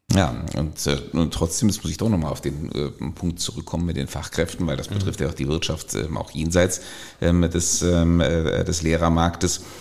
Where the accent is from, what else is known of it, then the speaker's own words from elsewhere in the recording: Germany; als Deutsche